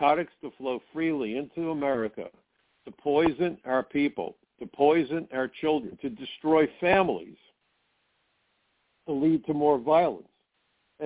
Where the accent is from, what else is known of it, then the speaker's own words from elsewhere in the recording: United States; I'm first-generation American. My mom came here ahead of the Holocaust.